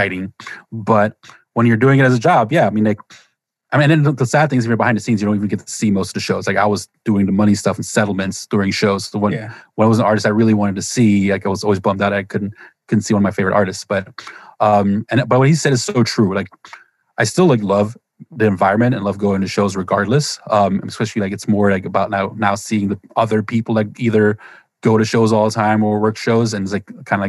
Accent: Germany; moved away; I grew up in Germany

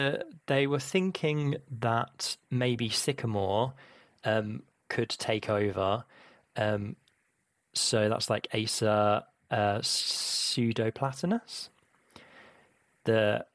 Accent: London, United Kingdom; I've always been to Kew a lot because I grew up in London, and my grandparents always had membership.

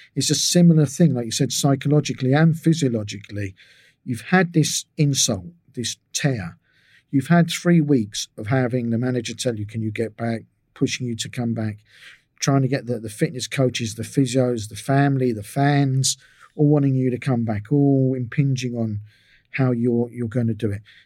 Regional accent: England, United Kingdom; moved away as an adult; also born or lived in Israel; I was from England

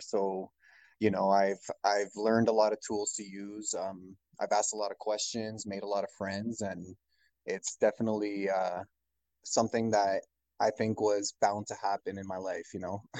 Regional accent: Canada; I'm a Canadian

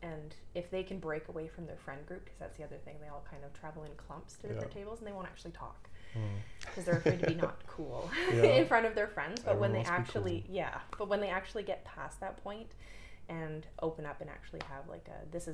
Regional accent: Toronto, Ontario, Canada; moved away as an adult; I'm originally from Toronto and I moved out here in 2016 to work for a university

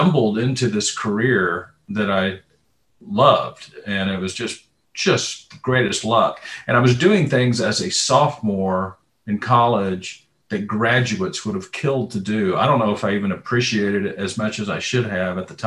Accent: Austin, Texas, United States; I was born and raised here in Austin. I live just outside Austin now

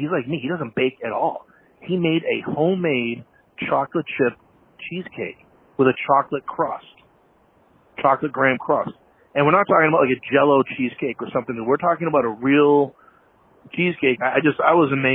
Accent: Massachusetts, United States; moved away as an adult; also born or lived in Seattle, Washington / St. Louis, Missouri; now in Chicago, United States; I was born in Seattle, moved to Massachusetts when I was 5, 6. And then when I was 18, I left and moved to St. Louis with my dad

